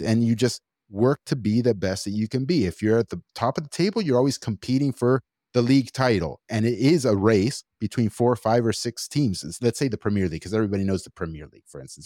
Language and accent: English; Los Angeles, California, United States; I'm just from L